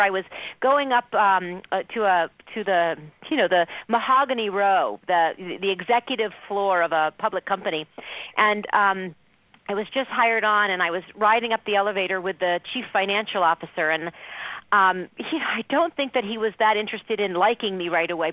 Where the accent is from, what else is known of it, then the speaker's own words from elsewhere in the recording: Boston, Massachusetts, United States; now in Cleveland, United States; I'm originally from Boston